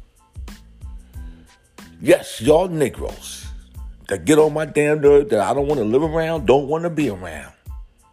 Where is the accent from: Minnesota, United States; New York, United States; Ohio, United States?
New York, United States; New York City; When I was growing up in South Bronx